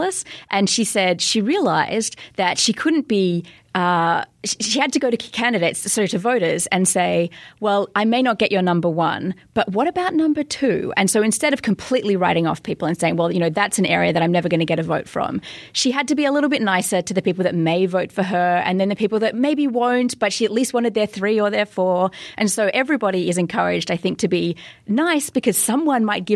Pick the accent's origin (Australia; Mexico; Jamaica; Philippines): Australia; as an Australian